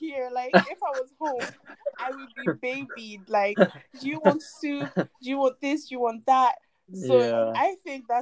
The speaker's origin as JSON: {"language": "English", "country": "Ghana", "tie": "born or raised there", "also_born_or_lived": "Ivory Coast", "second_language": "English", "moved": "yes", "lives_now": "United Kingdom", "said": "I grew up in Ghana, even though I'm from Ivory Coast, I grew up in Ghana and that's where I learned English and everything."}